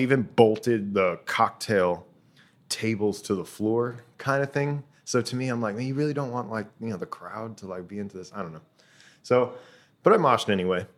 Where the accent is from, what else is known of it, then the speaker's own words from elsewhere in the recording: Tampa, Florida, United States; moved away as an adult; now in Ho Chi Minh City, Vietnam; I'm originally from Tampa, Florida